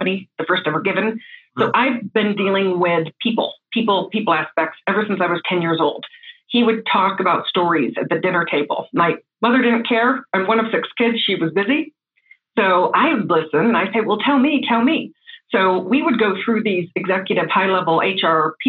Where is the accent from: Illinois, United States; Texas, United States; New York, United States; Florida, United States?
New York, United States; Corning; moved away; I'm actually originally from the East Coast, from a small town in New York called Corning, New York